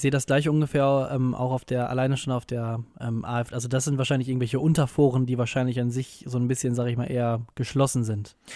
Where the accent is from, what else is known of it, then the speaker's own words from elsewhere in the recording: Münster, North Rhine-Westphalia, Germany; in Münster, in meiner Heimatstadt.